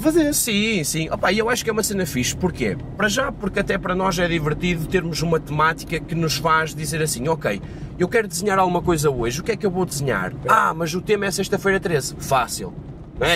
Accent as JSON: {"language": "Portuguese", "region": "Madeira", "country": "Portugal", "tie": "born or raised there", "moved": "yes", "said": "minha terra, em Seja na Madeira"}